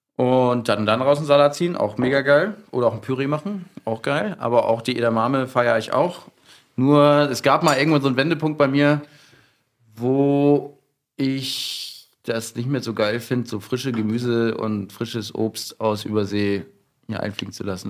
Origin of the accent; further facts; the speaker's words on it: Hamburg, Germany; moved away as an adult; now in Berlin, Germany; ich bin ja aus Hamburg